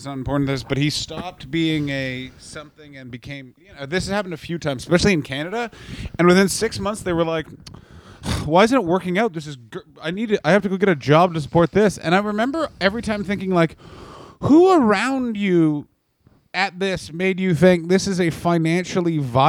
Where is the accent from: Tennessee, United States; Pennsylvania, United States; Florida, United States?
Pennsylvania, United States; New Brighton; I was from New Brighton, Pennsylvania, which is about 5 towns up from Pittsburgh, but they always billed me as from Pittsburgh because New Brighton was not nearly as popular.